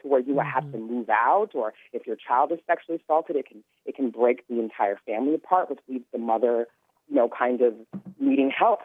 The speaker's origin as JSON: {"language": "English", "region": "California", "country": "United States", "said": "I'm from California"}